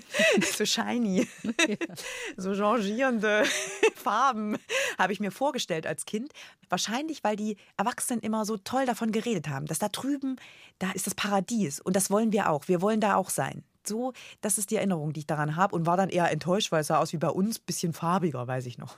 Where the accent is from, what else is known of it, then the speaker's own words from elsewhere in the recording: a small village near Erfurt, Thuringia, Germany; moved away as an adult; also born or lived in Frankfurt am Main; Jetzt komme ich wirklich aus Erfurt, bei Erfurt, ein ganz kleines Dorf, 80 Einwohner